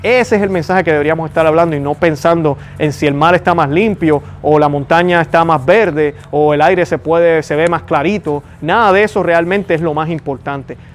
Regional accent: Puerto Rico; en mi caso Puerto Rico. Y yo puedo decir hoy que soy puertorriqueño

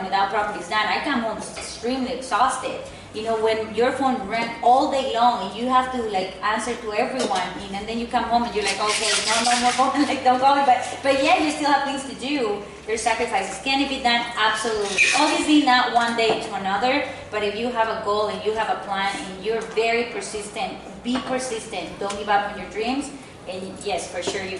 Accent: Mexico; English is a second language; moved away as an adult; now in United States; I'm from Mexico

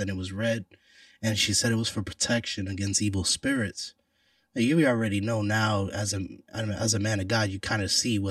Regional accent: Puerto Rico; I'm Puerto Rican

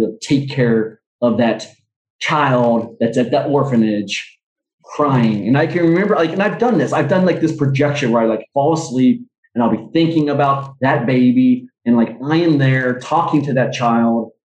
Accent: Oklahoma, United States; also born or lived in Vietnam; growing up in Oklahoma

